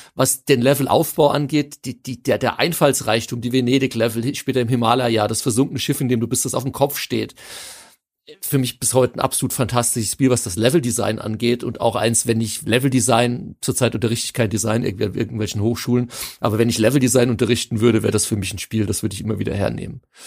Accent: Hanau, Hesse, Germany; für mich als gebürtiger Hanauer

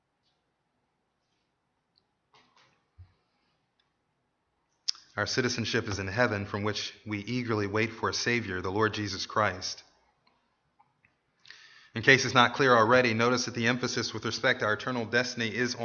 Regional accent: United States; As American citizens

